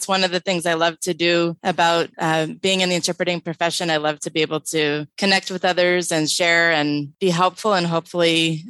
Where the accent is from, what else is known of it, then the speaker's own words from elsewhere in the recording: Los Angeles, California, United States; also born or lived in Hollywood, California / Van Nuys, California / Northridge, California; because I was born at Kaiser Sunset in Hollywood. But I grew up in the San Fernando Valley. Originally, my first 5 years, I lived in Van Nuys, and then we moved to Northridge.